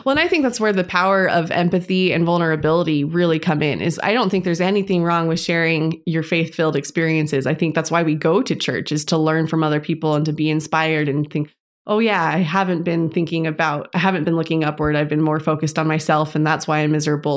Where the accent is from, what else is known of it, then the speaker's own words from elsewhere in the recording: Las Vegas, Nevada, United States; now in Tucson, United States; I'm originally from Las Vegas, and I'm now living in Tucson, Arizona